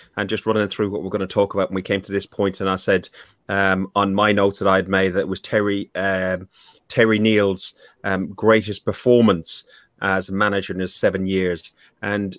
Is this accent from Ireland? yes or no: yes; Ireland; I'm a young slip of a lad in Ireland